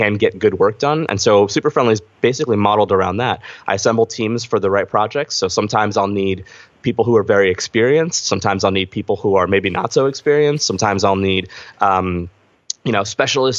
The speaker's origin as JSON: {"language": "English", "town": "Philadelphia", "region": "Pennsylvania", "country": "United States", "also_born_or_lived": "Brooklyn", "said": "I'm from Philly, in Philly. Been in Philly most of my life"}